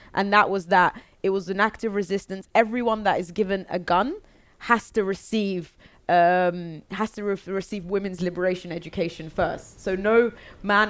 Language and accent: English; London, United Kingdom; I was born in London